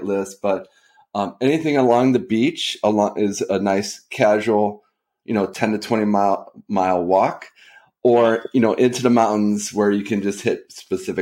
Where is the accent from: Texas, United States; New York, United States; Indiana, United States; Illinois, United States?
Illinois, United States; Chicago; now in San Diego, United States; I'm from Chicago. I'm a diehard Cubs fan, even in the lean years.